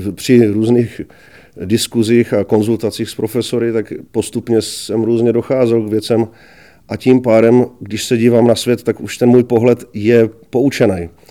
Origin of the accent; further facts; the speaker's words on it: Brno, South Moravian Region, Czechia; also born or lived in Kuřim; Narodil jsem se v Brně a Eh, žiju tady vlastně už